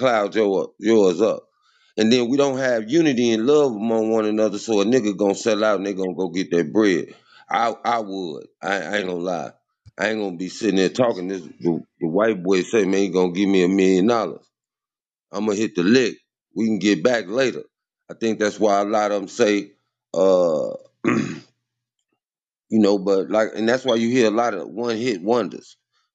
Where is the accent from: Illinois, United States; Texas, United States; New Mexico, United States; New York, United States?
Illinois, United States; Chicago; I'm from Chicago